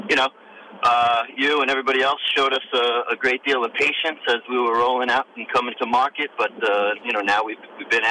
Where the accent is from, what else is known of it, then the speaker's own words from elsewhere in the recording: New York, United States; I'm from New York